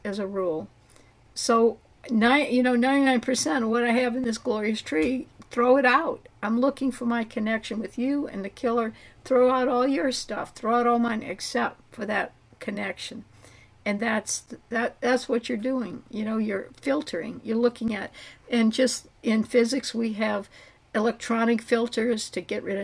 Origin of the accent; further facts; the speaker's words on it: New Orleans, Louisiana, United States; I'm from New Orleans. I grew up, around all four grandparents.